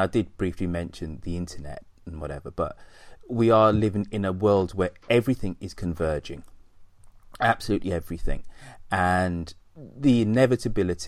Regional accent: United Kingdom; I'm still proud to call myself British.

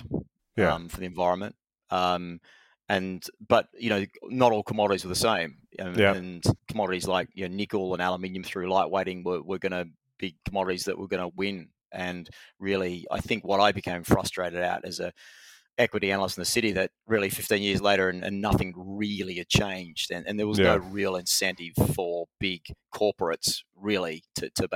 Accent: Australia; moved away as an adult; now in United Kingdom; being an Australian coming to the UK

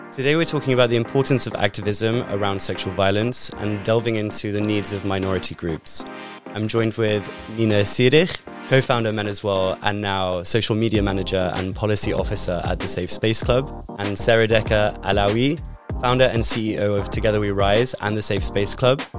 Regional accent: United Kingdom; moved away as an adult; now in Netherlands; I'm originally British, and for eight years I've lived in the Netherlands

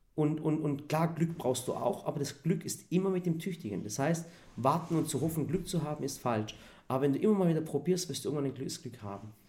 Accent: Swabia, Baden-Württemberg, Germany; weil ich ja selber Schwabe bin, war ich auch noch für die Schwaben

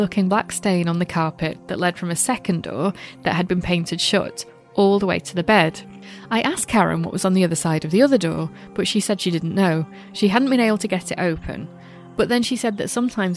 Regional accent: Glossop, East Midlands, United Kingdom; that's near my neck of the woods. I'm from Glossop

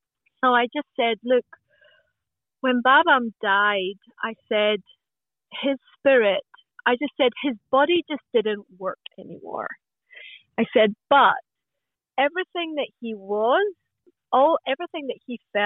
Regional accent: Glasgow, Scotland, United Kingdom; now in Australia; I was born in Glasgow in Scotland.

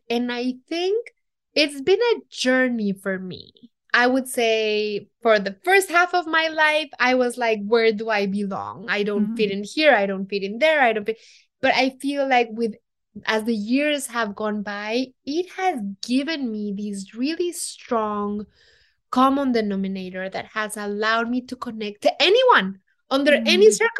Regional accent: Mexico City, Mexico; because I come from Mexico City I'm centered in Mexico City and the states around it.

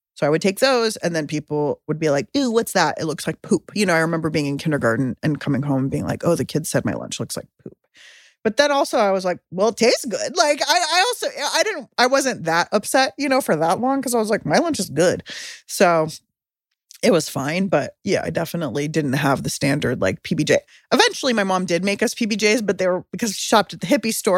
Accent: San Diego, California, United States; now in Oakland, United States; I grew up in San Diego

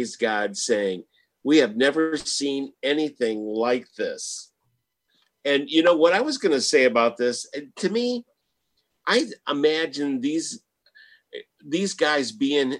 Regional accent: Michigan, United States; now in Houston, United States; Well, I'm from Michigan

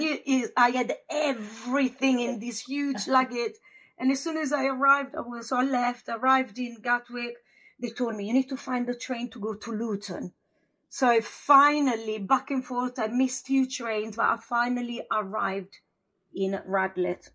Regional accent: a village in northern Italy near Verona, Italy; English is a second language; moved away as an adult; also born or lived in London; now in United Kingdom; I'm from Italy, from a village of uh, 400 pound, well 400 pound, 400 people. Yeah. And my village, when I was young, wasn't even on the map

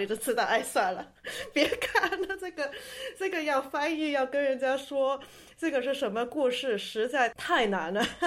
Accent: Hong Kong; 我就是南方香港长大的

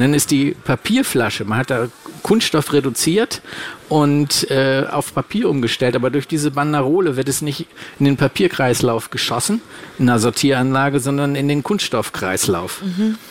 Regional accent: Hamburg, Germany; Und ich komme ja aus der Nähe von Hamburg

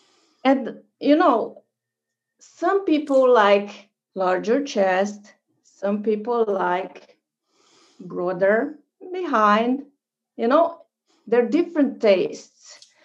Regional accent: Virginia, United States

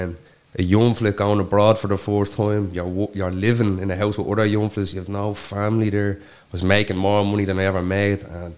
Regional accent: Coolock, Leinster, Ireland; We had a great childhood. Like, all we done from morning to night was just football. Like, football was my entire life.

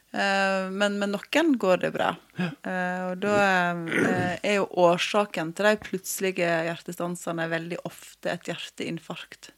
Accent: Måløy, Vestland, Norway; also born or lived in Oslo; hjemme på Vestlandet

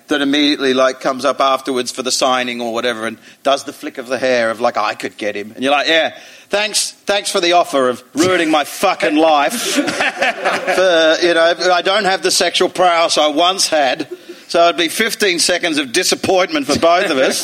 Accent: Australia; now in East Midlands, United Kingdom; being Australian

